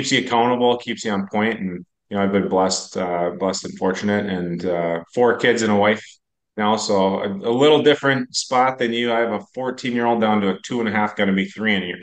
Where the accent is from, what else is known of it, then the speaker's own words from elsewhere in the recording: Apple Valley, Minnesota, United States; I grew up in Apple Valley, Minnesota